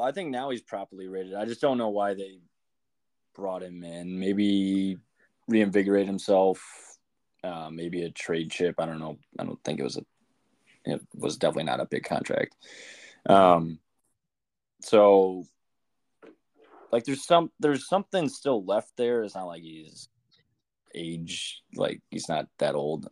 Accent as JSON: {"language": "English", "town": "Chicago", "region": "Illinois", "country": "United States", "tie": "born or raised there", "said": "Chicago Blackhawks, my hometown team."}